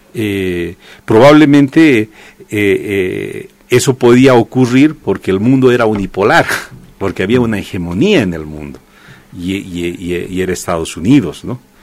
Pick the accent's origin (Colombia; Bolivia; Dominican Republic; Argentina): Bolivia